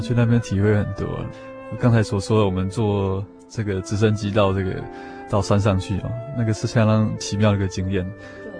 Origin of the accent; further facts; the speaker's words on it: Taiwan; 我们台湾的年轻人